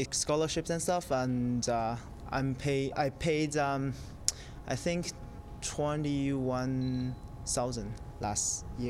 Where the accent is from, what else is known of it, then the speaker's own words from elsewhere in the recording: Taiwan; now in Edmonton, Canada; And I'm originally from Taiwan.